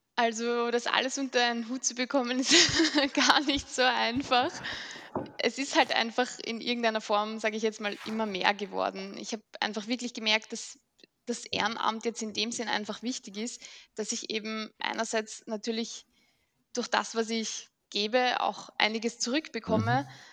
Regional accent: Mödling, Lower Austria, Austria; Ich komme aus Mödling.

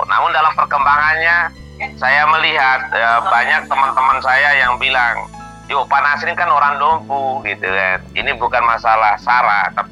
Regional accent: Indonesia; Midom itu adalah kampung halaman saya.

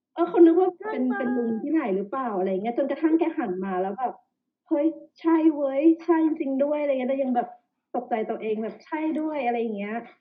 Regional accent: Phetchaburi, Thailand; moved away as an adult; also born or lived in Bangkok, Thailand; now in Denmark; เรามาจากต่างจังหวัดนะนะ อยู่เพชรบุรี

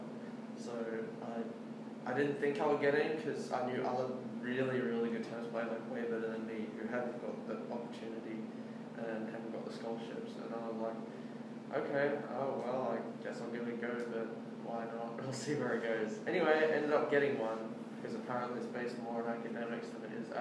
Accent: Australia; moved away as an adult; also born or lived in England; now in United States; I spent the next 12 years in Australia. I went to primary school and high school, did most of my growing up in Australia

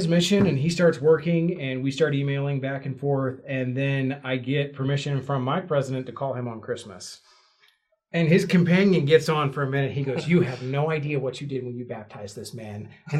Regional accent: the South, United States; Growing up in the South was not an easy thing. You're told regularly, you're going to hell.

